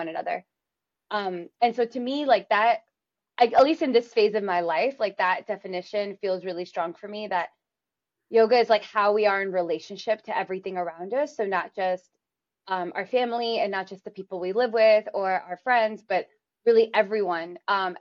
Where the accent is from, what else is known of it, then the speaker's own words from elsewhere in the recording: New York City, New York, United States; we grew up in New York City where they raised us